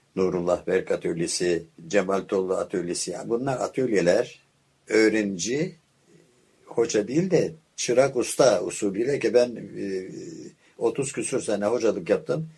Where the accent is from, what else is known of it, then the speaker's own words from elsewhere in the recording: Istanbul, Turkey; now in Bozcaada, Turkey; Ben 1927 İstanbul doğumluyum